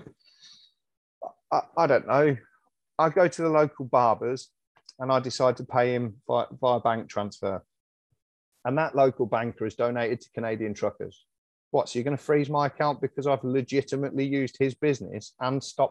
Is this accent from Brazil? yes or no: no; United Kingdom